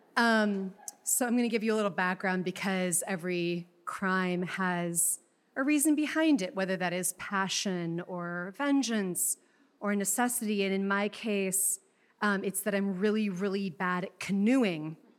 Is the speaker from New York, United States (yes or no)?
no; Chicago, Illinois, United States; I am from Chicago